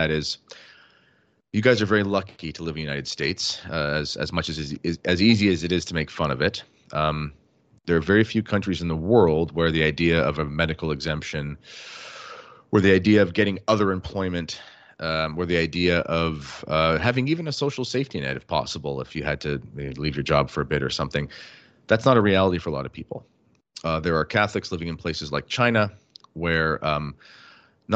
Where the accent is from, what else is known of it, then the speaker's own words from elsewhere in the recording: Canada; as a Canadian